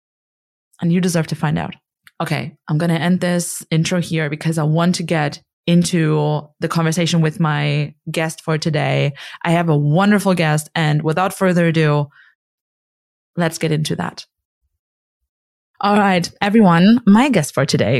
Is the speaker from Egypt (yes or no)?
no; Germany; also born or lived in Connecticut, United States; I'm from Germany